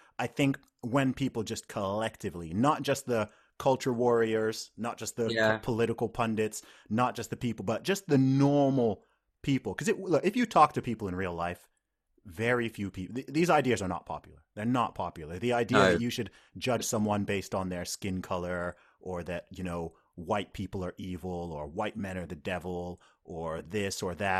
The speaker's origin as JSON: {"language": "English", "country": "United Kingdom", "said": "I'm the British women's deadlift record holder."}